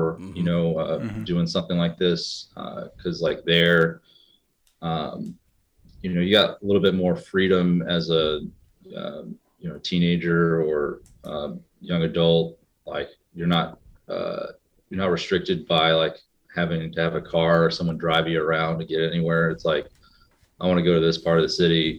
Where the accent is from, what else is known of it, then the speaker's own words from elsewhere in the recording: Indiana, United States; also born or lived in New York City; I grew up in Indiana, but I also grew up in New York City.